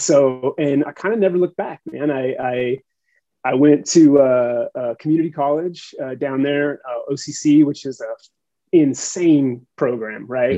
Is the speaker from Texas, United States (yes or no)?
no; Huntington Beach, California, United States; I grew up in Huntington Beach